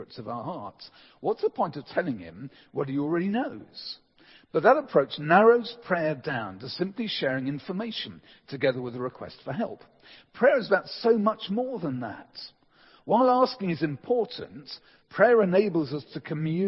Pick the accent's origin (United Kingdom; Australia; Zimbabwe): United Kingdom; England; as English people